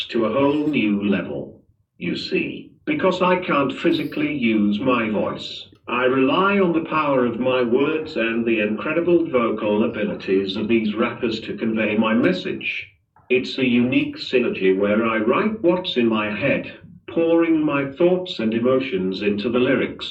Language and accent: English; Manchester, North West England, United Kingdom; moved away as an adult; now in Dubai, United Arab Emirates; Born and bred in Manchester, but now, I've got my roots down in Dubai, been here for a solid 3 years